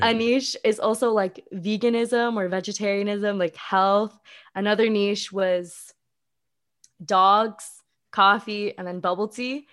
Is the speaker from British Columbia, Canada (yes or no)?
yes; Vancouver, British Columbia, Canada; moved away as an adult; also born or lived in California; I come from Vancouver, like, a very prestigious city